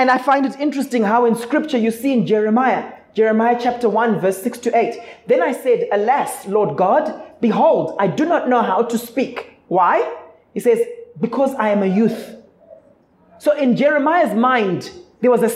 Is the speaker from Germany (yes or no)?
no; Zimbabwe; now in South Africa; I'm originally from Zimbabwe.